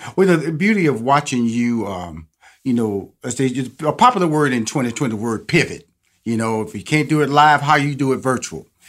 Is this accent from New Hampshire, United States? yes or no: no; Houston, Texas, United States; I'm from Houston, Texas.